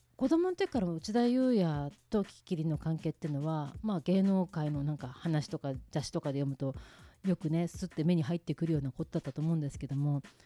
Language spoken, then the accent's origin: Japanese; Japan; 日本からだよ